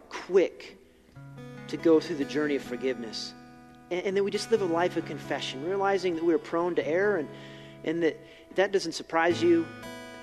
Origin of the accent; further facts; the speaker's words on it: Billings, Montana, United States; I grew up in Billings. I graduated from West